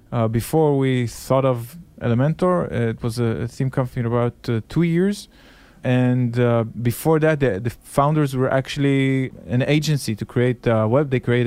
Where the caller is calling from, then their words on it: Tel Aviv, Tel Aviv District, Israel; I'm calling from Israel, Tel Aviv.